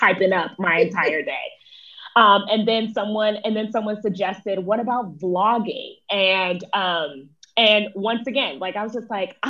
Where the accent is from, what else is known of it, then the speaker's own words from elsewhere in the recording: West Palm Beach, Florida, United States; moved away as an adult; now in Atlanta, United States; I currently live in Atlanta, Georgia, but I'm originally from West Palm Beach, Florida